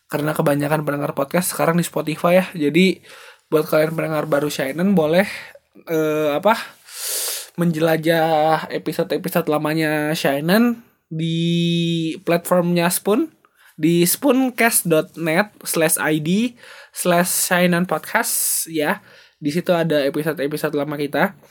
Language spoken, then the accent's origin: Indonesian; Bandung, West Java, Indonesia; born there; gue adalah orang Batak yang lahir di Medan, eh lahir di Bandung, tapi keluarganya keluarga orang Medan semua.